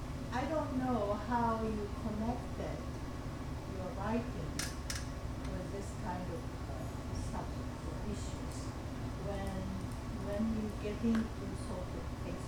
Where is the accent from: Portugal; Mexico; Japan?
Japan; moved away; also born or lived in France; I was born in France, and not in Japan, but I was raised in Japan, and then mostly educated in both countries.